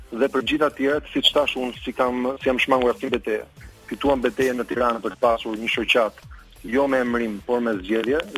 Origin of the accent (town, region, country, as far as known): Albania